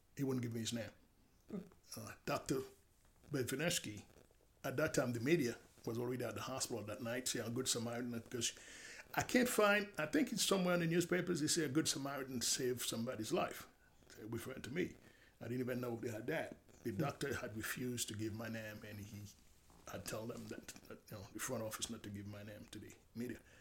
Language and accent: English; Haiti; now in United States; I'm from Haiti